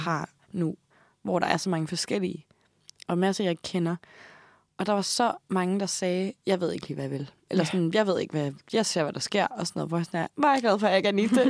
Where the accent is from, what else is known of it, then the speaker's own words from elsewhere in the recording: Odder, Central Denmark Region, Denmark; moved away; jeg er fra Odsad